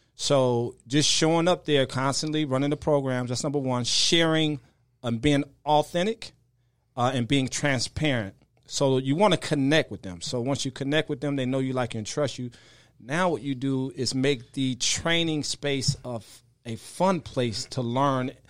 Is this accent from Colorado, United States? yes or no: no; right outside Chicago, Illinois, United States; I grew up right outside Chicago in in what they call uh, the bricks or the projects